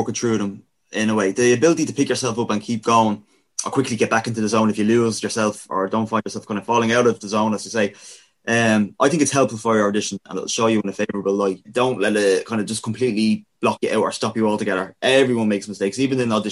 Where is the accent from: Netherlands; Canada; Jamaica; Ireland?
Ireland; Dublin, Leinster; we're from Dublin